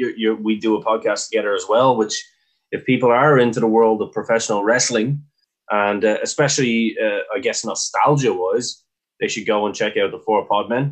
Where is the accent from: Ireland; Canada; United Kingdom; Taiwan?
Ireland; all of us Irish wrestlers come from we come from Britain, you know, in terms of our education.